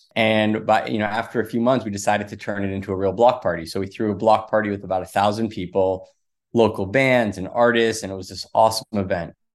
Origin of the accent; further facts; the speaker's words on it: Los Angeles, California, United States; moved away as an adult; also born or lived in Washington, D.C. / Sydney, Australia; I grew up in Los Angeles